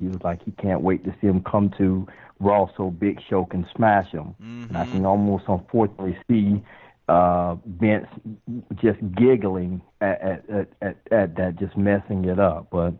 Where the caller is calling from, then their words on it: Tampa, Florida, United States; from Tampa.